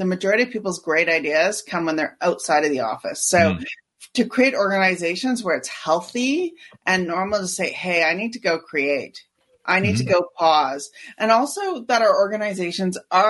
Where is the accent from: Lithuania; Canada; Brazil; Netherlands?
Canada; I'm Canadian